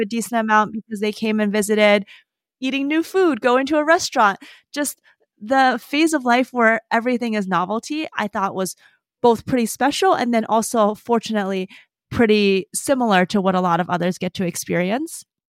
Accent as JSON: {"language": "English", "town": "Madison", "region": "Wisconsin", "country": "United States", "tie": "born or raised there", "also_born_or_lived": "Davis, California", "said": "when I was nine, moved back to Madison, where I lived until I went to college"}